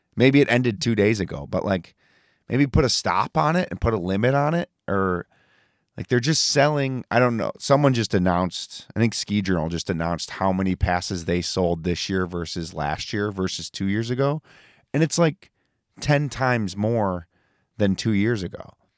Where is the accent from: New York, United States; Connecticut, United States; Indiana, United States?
New York, United States; I'm from New York and I go to Vermont.